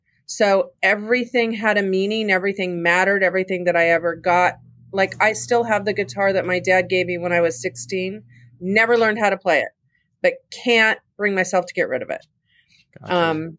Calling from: Palmetto, Florida, United States; I'm calling from Palmetto, Florida, which is a suburb of Tampa Bay.

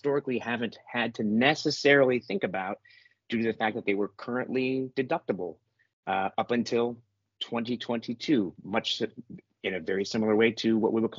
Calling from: Brooklyn, New York, United States; Today, I am, at least this part of the week, I'm in Brooklyn, New York, soon to go to Michigan for the weekend.

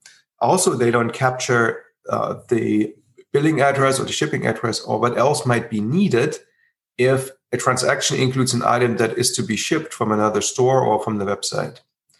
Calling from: Berlin, Germany; I'm currently calling from Berlin

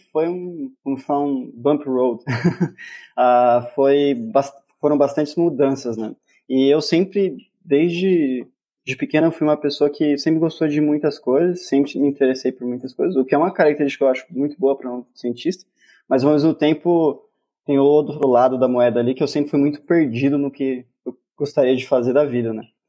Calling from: Campinas, São Paulo, Brazil; eu falo de Campinas

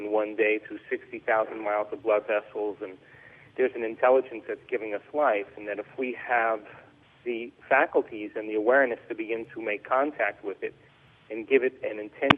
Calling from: central Mexico, Mexico; I am in central Mexico in the tropics, in the jungle.

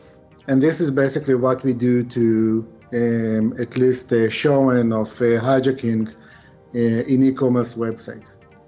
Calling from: Herzliya, Tel Aviv District, Israel; So I'm calling from Namagu's office in Herzliya, Israel.

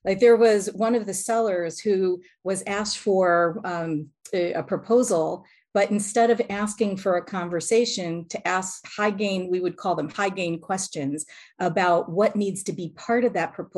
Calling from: Lauderdale-by-the-Sea, Florida, United States; Today, I'm in Lauderdale by the Sea, Florida.

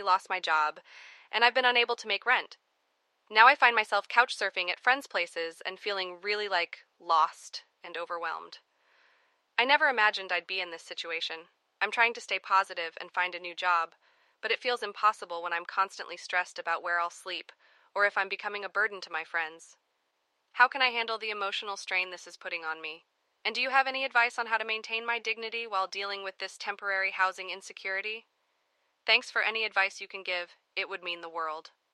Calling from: Denver, Colorado, United States; I'm calling from Denver.

